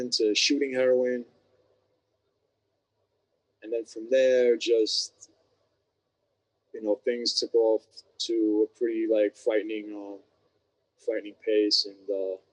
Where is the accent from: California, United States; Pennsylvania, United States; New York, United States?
New York, United States; New York City; I was born and raised in New York City.